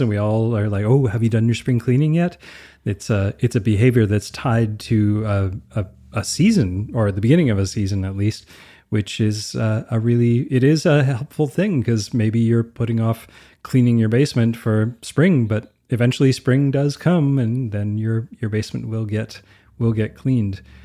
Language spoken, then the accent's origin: English; Canada; I'm Canadian